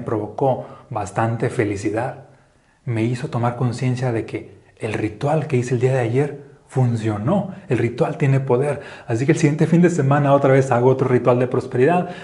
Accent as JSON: {"language": "Spanish", "country": "Mexico", "lives_now": "Aguascalientes, Mexico", "said": "como un mexicano pienso"}